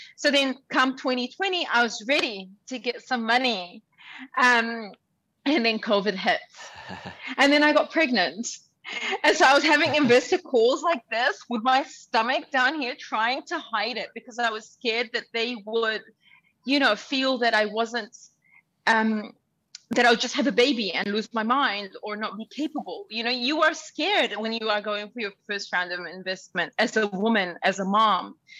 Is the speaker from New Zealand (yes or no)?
yes; Auckland, New Zealand; English is a second language; also born or lived in Sudan; now in Dubai, United Arab Emirates; I was born in Sudan, I was raised in Auckland, and now I live in Dubai. I was a refugee as a child. I couldn't speak English